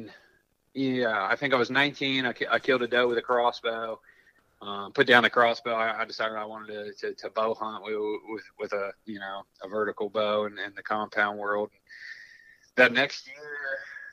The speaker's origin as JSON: {"language": "English", "town": "Columbus", "region": "Ohio", "country": "United States", "tie": "born or raised there", "said": "I grew up in Columbus, Ohio, city kid."}